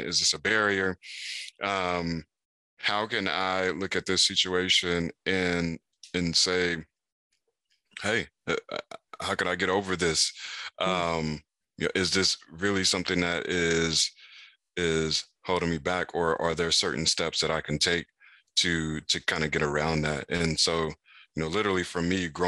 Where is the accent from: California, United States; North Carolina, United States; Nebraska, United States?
North Carolina, United States; Raleigh; In Raleigh, North Carolina